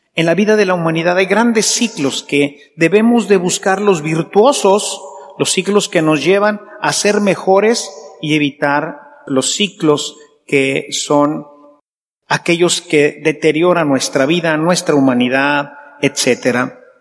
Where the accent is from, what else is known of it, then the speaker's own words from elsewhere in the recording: Mexico; como esposos, como sacerdotes, como empresarios, como mexicanos